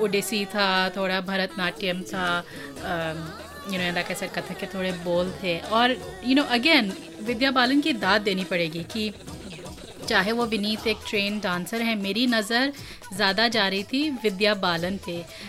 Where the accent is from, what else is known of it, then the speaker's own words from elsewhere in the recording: Uttarakhand, India; हम उत्तराखंड से हैं